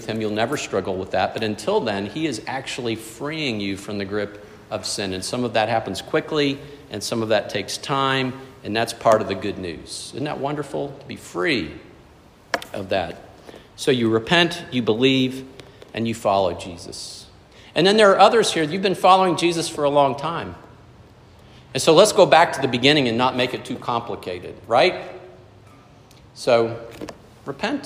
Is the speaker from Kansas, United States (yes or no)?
no; South Florida, United States; growing up in South Florida